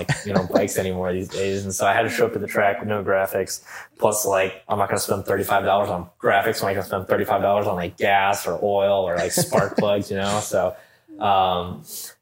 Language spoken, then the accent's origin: English; southwest Michigan, United States; growing up in Michigan, I was in the, you know, bottom southwest corner of Michigan